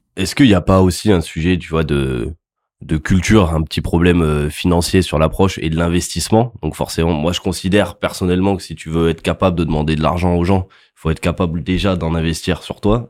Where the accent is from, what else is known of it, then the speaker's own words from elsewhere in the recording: Montpellier, Occitania, France; je viens de Montpellier